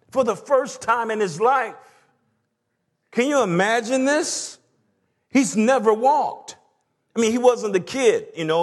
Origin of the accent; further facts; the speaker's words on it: the South, United States; And like all good porches, again, I grew up in the South, and there was something about a porch.